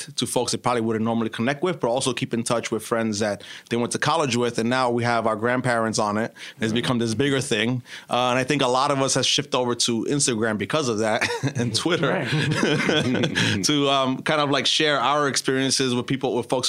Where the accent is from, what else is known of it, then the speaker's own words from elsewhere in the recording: New York City, New York, United States; I was born and raised in Brooklyn.